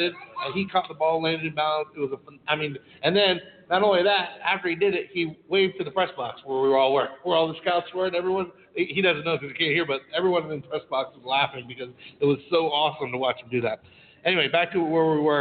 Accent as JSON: {"language": "English", "region": "Florida", "country": "United States", "said": "I'm from Florida"}